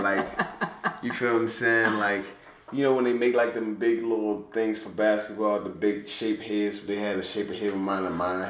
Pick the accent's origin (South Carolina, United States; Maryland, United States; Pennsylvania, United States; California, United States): Maryland, United States; Baltimore; growing up in Baltimore, you know, and being in there is very humbling.